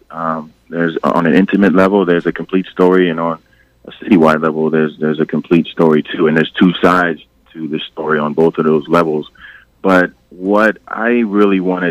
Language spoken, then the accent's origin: English; Westchester, New York, United States; I grew up in Westchester